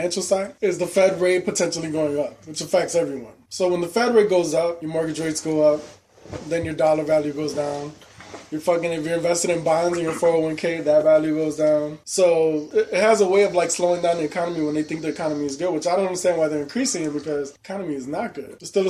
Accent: Chicago, Illinois, United States; and then I'm from Chicago.

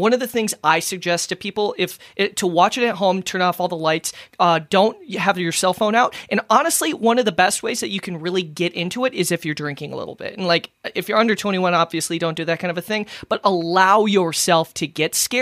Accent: Minnesota, United States; I'm from Minnesota and I have an accent

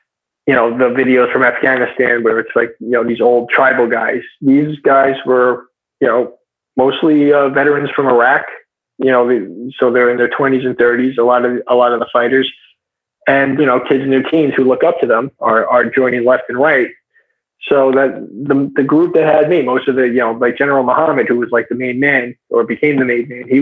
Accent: United States; I'm American, I'm a white guy

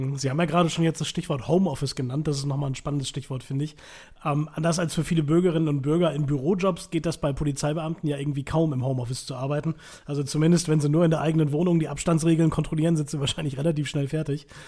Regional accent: Münsterland, North Rhine-Westphalia, Germany; bei uns in Münsterland

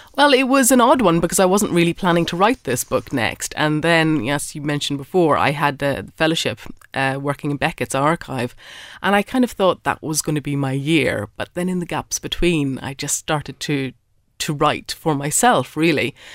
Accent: Ireland; I'm an Irish writer

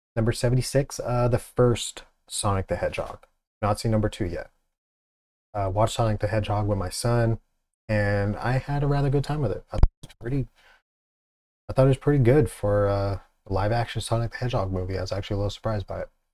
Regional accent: Pacific Northwest, United States; I'm from the Pacific Northwest

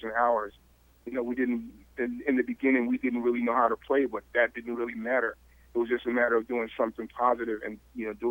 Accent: Riverside, California, United States; I grew up in Riverside

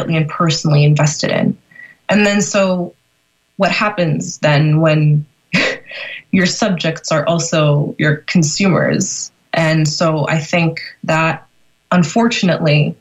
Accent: Northern Virginia, United States; I was born and raised in Northern Virginia

